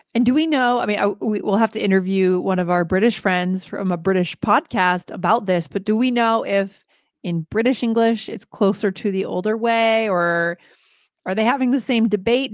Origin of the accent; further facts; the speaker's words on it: New England, United States; I grew up in New England